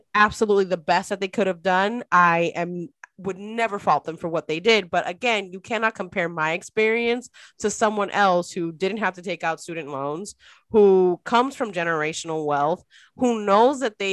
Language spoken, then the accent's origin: English; Dominican Republic; moved away; I'm an immigrant. My family, I was born in the Dominican Republic. I'm born to immigrant parents